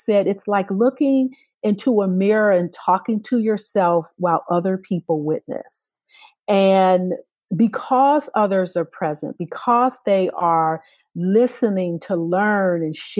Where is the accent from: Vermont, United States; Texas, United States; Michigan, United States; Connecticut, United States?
Michigan, United States; Detroit; When I was growing up in Detroit